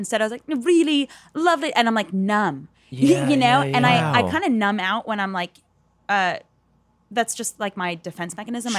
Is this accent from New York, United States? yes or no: yes; St. James, New York, United States; St. James.